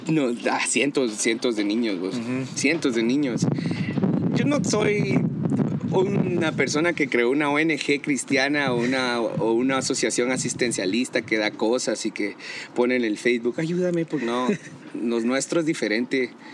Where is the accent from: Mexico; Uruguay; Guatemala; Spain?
Guatemala